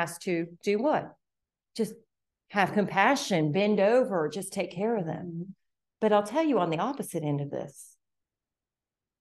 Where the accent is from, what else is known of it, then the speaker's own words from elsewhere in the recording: the North, United States; moved away; I'm that overeducated Yankee, okay? Because I have higher education degrees and I'm from the North